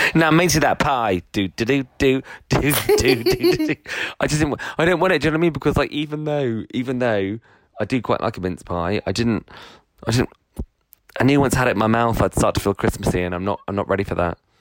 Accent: United Kingdom; one of the things that we love is self-deprecation as uh, you know as British people

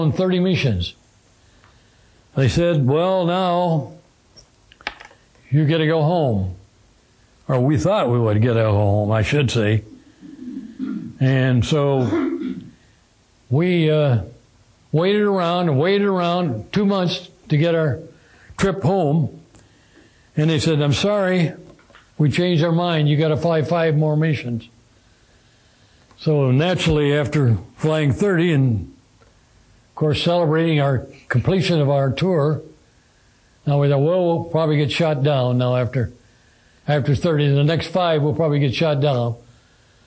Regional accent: Midwest, United States; I was from the Midwest, get back to the Midwest

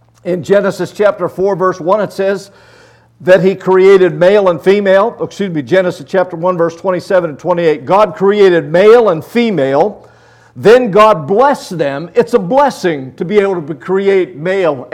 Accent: Luthersburg, Pennsylvania, United States; I'm a country boy. I grew up in Luthersburg, Pennsylvania.

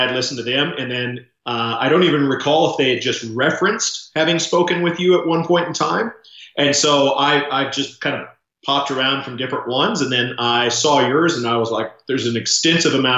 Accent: Oklahoma City, Oklahoma, United States; moved away as an adult; now in Edmonton, Canada; I was born and raised in Oklahoma City, Oklahoma.

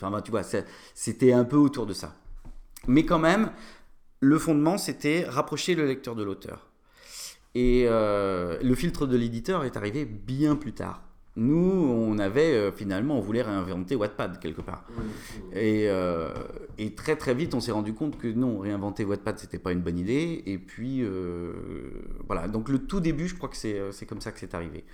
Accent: Nantes, Pays de la Loire, France; moved away as an adult; also born or lived in Aix-en-Provence; je suis nantais

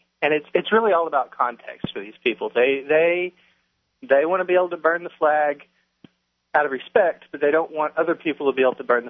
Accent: Oklahoma, United States; accent: hick, Oklahoma; I definitely have some Oklahoma coming through.

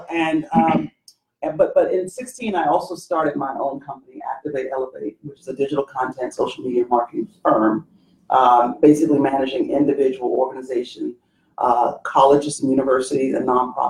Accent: London, United Kingdom; also born or lived in Zimbabwe / Birmingham, Alabama, United States; I was born in Zimbabwe, Africa. I grew up in London, England, and in Birmingham, Alabama.

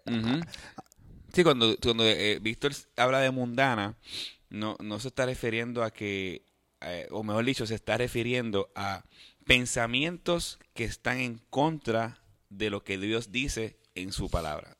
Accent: Puerto Rico; yo pienso que es católico porque nací en Puerto Rico

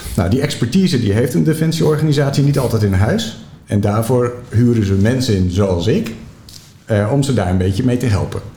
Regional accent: Netherlands; wat wij ervaren als Nederlanders

